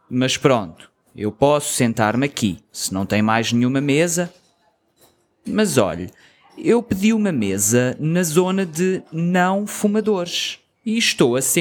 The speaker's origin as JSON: {"language": "Portuguese", "town": "Toronto", "region": "Ontario", "country": "Canada", "tie": "born there", "said": "Os meus pais são dos Açores, da ilha de São Miguel, e eu nasci em Toronto, mas sempre falei português com {S2} eles."}